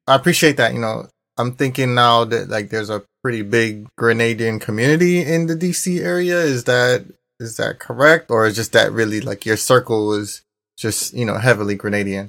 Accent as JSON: {"language": "English", "town": "Kingston", "country": "Jamaica", "also_born_or_lived": "Guyana / Brooklyn, New York", "moved": "yes", "lives_now": "United States", "said": "Fresh outta Kingston"}